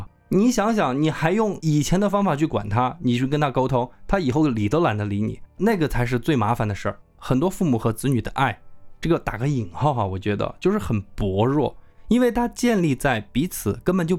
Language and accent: Chinese; Sichuan, China; accent: Sichuan dialect; 还有就是耍朋友，我们四川话说耍朋友这个事儿，全部融在一起。